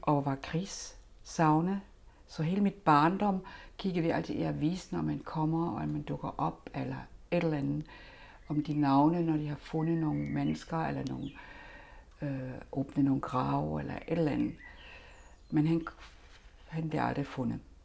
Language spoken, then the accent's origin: Danish; Germany; now in Denmark; jeg har selvfølgelig min egen historie som tysker